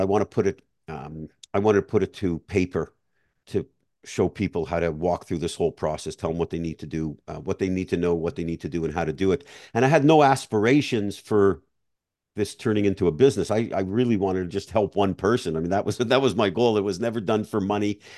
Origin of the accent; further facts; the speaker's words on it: Montreal, Quebec, Canada; moved away as an adult; now in Florida, United States; I grew up in Montreal